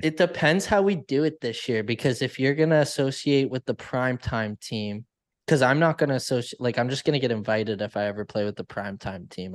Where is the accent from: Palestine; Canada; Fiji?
Canada; I'm Canadian.